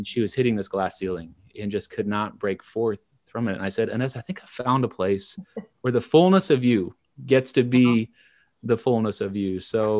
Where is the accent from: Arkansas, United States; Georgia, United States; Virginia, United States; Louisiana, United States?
Arkansas, United States; Little Rock; also born or lived in Chicago area; I grew up in Central Arkansas. I was born outside of Chicago and moved around a little bit until I was 7, and then was raised in Little Rock. And being raised in the Bible Belt South, the heart of Central Arkansas